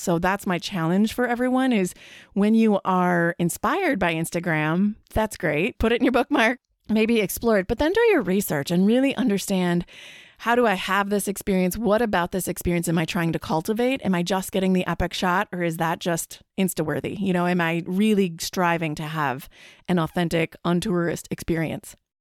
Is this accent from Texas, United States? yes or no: no; Wisconsin, United States; I'm from Wisconsin